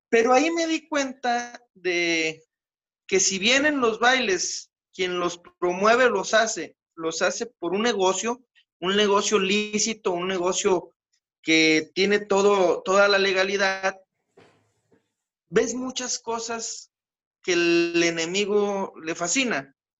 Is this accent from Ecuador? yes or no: no; San Pedro, Mexico; muchas familias de donde soy de San Pedro son producto del Continental